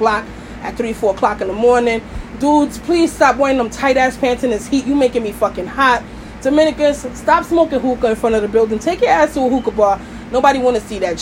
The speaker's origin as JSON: {"language": "English", "town": "New York City", "region": "New York", "country": "United States", "said": "I'm from Brooklyn"}